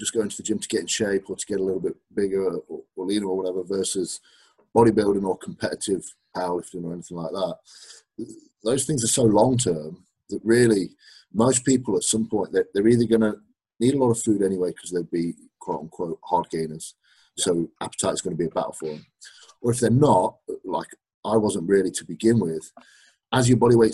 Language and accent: English; Derby, East Midlands, United Kingdom; now in Leeds, United Kingdom; I actually live in Leeds, but I grew up in Derby